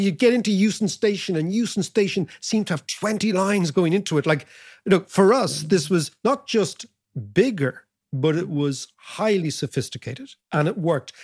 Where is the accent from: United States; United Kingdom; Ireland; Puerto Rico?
Ireland; as Irish people